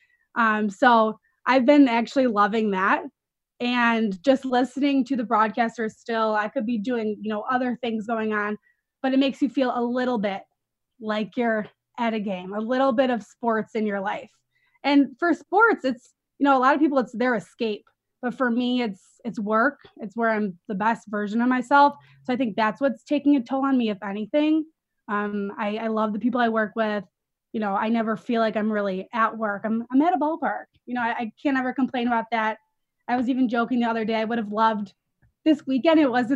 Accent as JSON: {"language": "English", "town": "Chicago", "region": "Illinois", "country": "United States", "tie": "born or raised there", "also_born_or_lived": "Iowa", "said": "I'm from Chicago, from the suburbs, and I grew up, you know, watching these teams"}